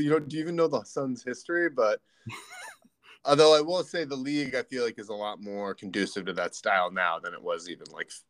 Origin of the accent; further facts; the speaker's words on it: New York, United States; as a New Yorker.